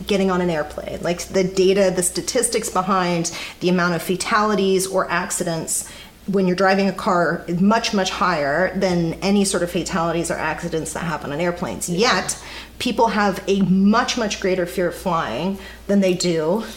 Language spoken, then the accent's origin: English; Kansas City, United States; I grew up in Kansas City